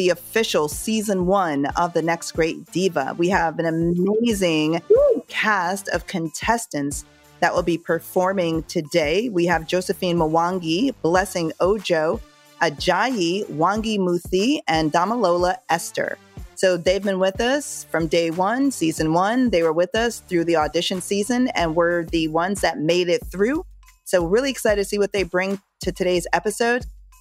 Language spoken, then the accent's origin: English; Jamaica; although I'm from Jamaica, our roots go back to Africa